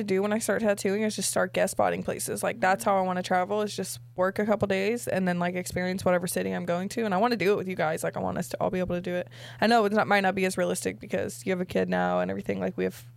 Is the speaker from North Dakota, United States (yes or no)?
no; Sacramento, California, United States; It's my hometown